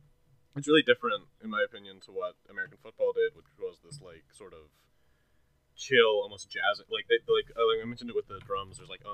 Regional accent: Canada; I'm Canadian.

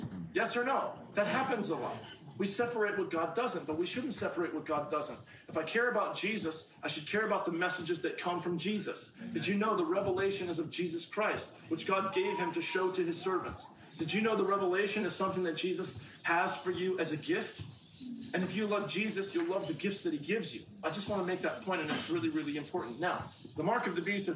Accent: United States; I'm an American

